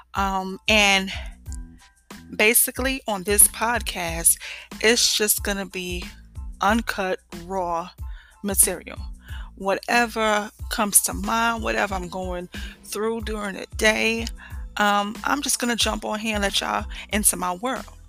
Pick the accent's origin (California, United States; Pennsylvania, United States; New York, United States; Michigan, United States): New York, United States; moved away as an adult; now in Georgia, United States; I'm from New York, okay? Born and raised.